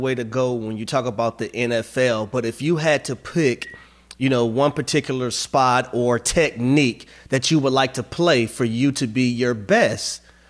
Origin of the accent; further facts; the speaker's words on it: Jonesboro, Georgia, United States; I went to Jonesboro High School, so I'm a Clayco. Mm-hmm. I'm a Clayco product as well.